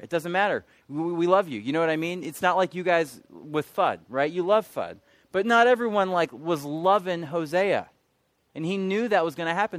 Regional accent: Michigan, United States; moved away as an adult; now in Charlotte, United States; I'm from Michigan

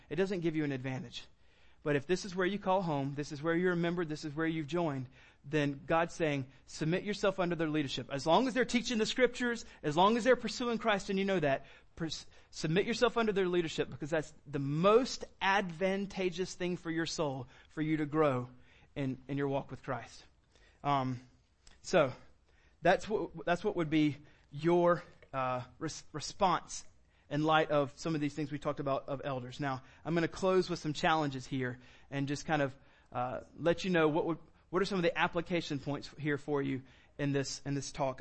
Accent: United States; we're an American

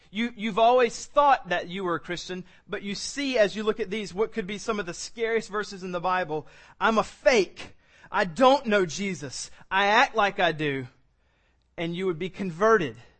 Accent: South Carolina, United States; I was born in South Carolina. I've been raised in South Carolina.

